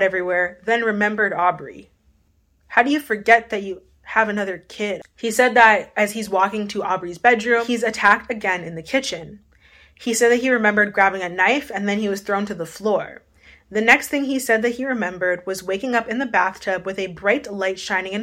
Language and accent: English; Winnipeg, Manitoba, Canada; I'm from Winnipeg